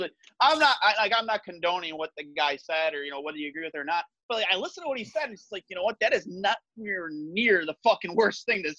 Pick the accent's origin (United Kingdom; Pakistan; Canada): Canada; We're Canadian.